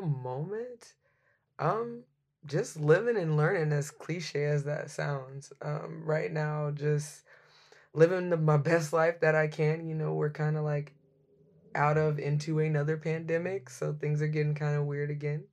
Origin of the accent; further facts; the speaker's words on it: Dallas, Texas, United States; now in Seattle, United States; I'm originally from Dallas, Texas.